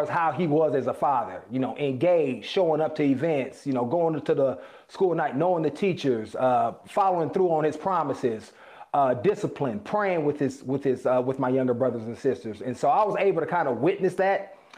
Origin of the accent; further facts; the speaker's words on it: Oakland, California, United States; You know, I grew up in Oakland, California, single parent, and my dad wasn't around in the traditional sense.